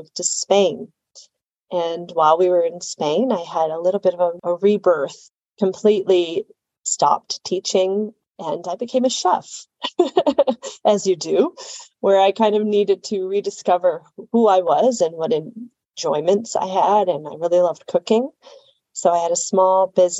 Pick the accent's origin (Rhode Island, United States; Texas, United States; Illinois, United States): Illinois, United States; Chicago; I'm originally from Chicago, Illinois, in the United States